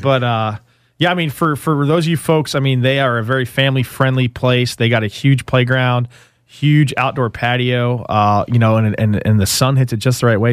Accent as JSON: {"language": "English", "region": "New Jersey", "country": "United States", "moved": "yes", "lives_now": "Austin, United States", "said": "being from New Jersey, Uh, growing up in the Italian restaurant and pizzeria business myself"}